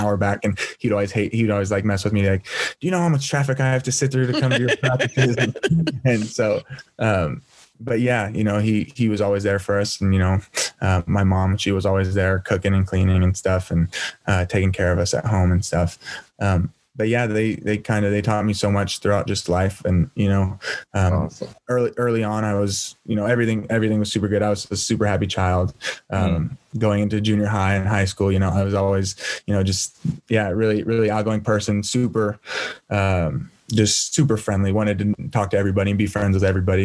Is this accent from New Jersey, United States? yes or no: no; Turlock, California, United States; also born or lived in San Diego; I was born and raised in a small city in Northern California called Turlock.